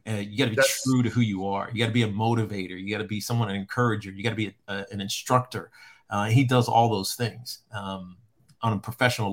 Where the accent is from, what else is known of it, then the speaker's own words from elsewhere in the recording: Virginia, United States; moved away as an adult; I'm from Virginia. I grew up a Washington fan.